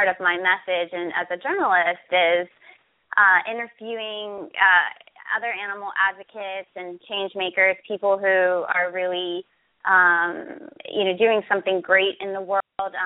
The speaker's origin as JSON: {"language": "English", "town": "Pittsburgh", "region": "Pennsylvania", "country": "United States", "said": "I'm from Pittsburgh, Pennsylvania."}